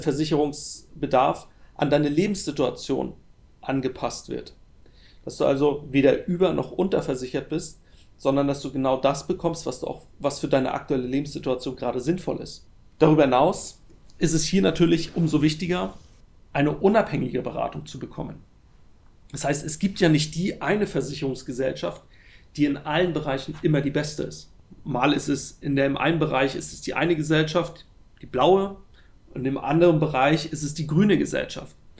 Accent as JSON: {"language": "German", "country": "Germany", "said": "bei uns in Deutschland"}